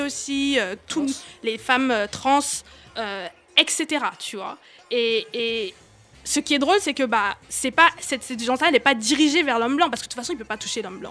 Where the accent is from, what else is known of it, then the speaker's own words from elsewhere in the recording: Cameroon; moved away; j'ai grandi, grandi au Cameroun, j'ai grandi en Afrique